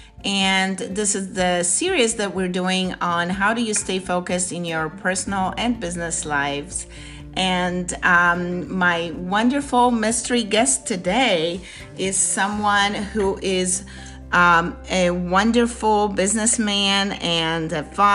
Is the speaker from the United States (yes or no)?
no; Poland; I'm Polish